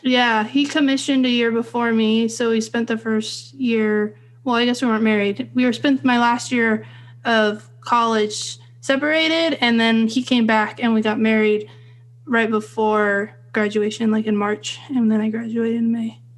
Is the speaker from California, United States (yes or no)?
yes; Fresno, California, United States; I grew up in Central California in Fresno